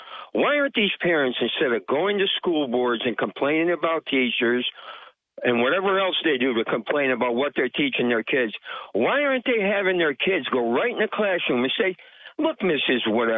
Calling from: Vestal, New York, United States; from Vestal.

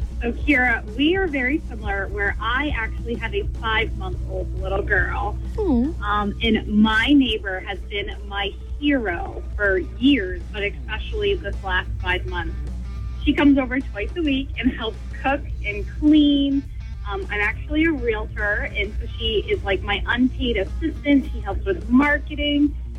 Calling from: New Durham, New Hampshire, United States; I'm from New Durham.

